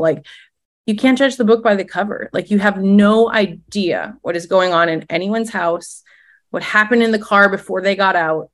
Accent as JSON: {"language": "English", "region": "Midwest", "country": "United States", "also_born_or_lived": "Minnesota", "moved": "as an adult", "lives_now": "Tallahassee, United States", "said": "as a Midwesterner."}